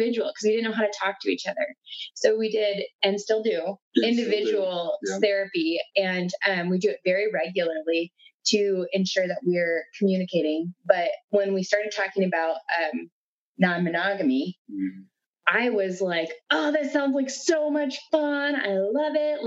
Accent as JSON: {"language": "English", "region": "South Dakota", "country": "United States", "moved": "yes", "said": "we are originally from South Dakota."}